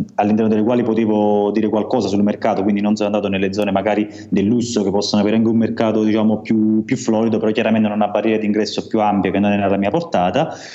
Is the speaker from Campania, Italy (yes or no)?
yes; Amalfi Coast, Campania, Italy; now in Turin, Italy; sul mio paese di origine che è in costiera malfitana, come si sente dal mio, dal mio accento